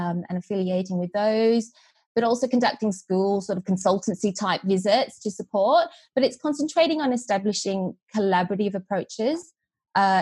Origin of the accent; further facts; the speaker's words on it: Australia; accent: Australian twang; moved away; also born or lived in Vietnam / Sydney, Australia; So I was born in Vietnam, and I moved to Australia when I was four. So you can detect, I'm sure, my Australian twang.